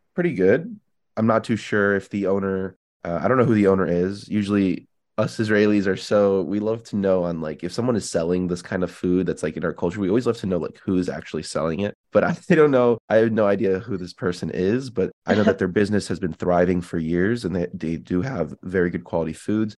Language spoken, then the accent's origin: English; Illinois, United States; now in Las Vegas, United States; I'm from Illinois